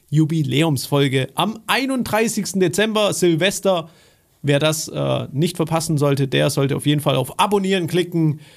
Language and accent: German; Baden-Württemberg, Germany; als Schwabe, ich sag's dir.